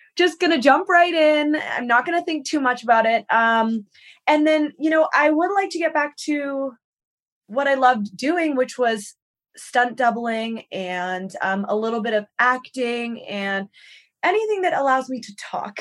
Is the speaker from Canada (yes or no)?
yes; Victoria, British Columbia, Canada; moved away as an adult; now in United States; I'm from Vancouver Island